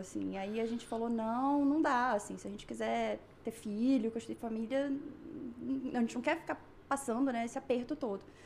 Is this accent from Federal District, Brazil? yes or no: yes; Brasília, Federal District, Brazil; moved away as an adult; now in Canada; sou arquiteta, sou lá de Brasília também